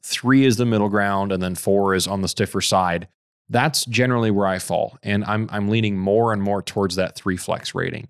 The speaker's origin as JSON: {"language": "English", "country": "Fiji", "tie": "born or raised there", "moved": "yes", "said": "growing up in Fiji, I, I was barefoot all the time"}